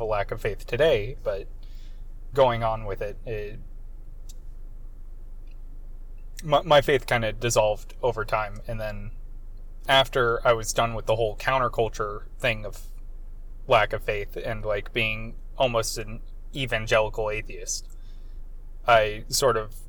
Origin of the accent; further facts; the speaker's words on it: Central Florida, United States; I'm from a very small town in Central Florida called Dunawan